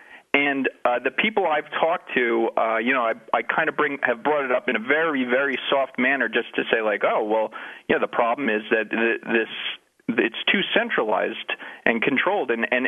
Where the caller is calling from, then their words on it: Keene, New Hampshire, United States; also born or lived in New Jersey; I do live in Keene, New Hampshire, but I moved from New Jersey.